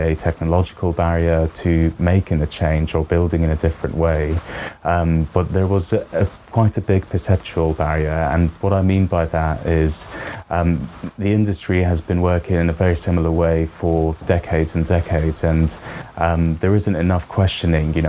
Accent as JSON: {"language": "English", "country": "Qatar", "tie": "born or raised there", "moved": "as an adult", "lives_now": "United Kingdom", "said": "I grew up in Qatar in the Middle East"}